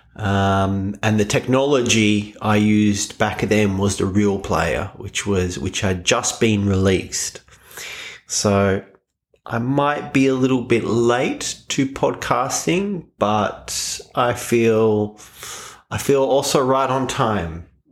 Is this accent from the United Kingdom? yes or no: no; Australia; I am Australian